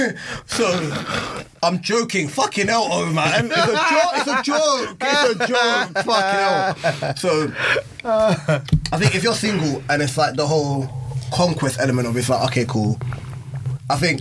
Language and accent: English; London, United Kingdom; also born or lived in Birmingham / Manchester; I grew up in South, bruv